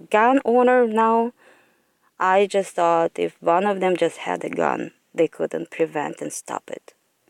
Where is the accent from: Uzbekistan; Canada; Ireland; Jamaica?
Uzbekistan; moved away as an adult; now in United States; I think growing up in Uzbekistan, sometimes I got bullied, and sometimes because we were only one Asians over there, sometimes you felt that racial discrimination. So I was like, I'm going to go to the United States of America.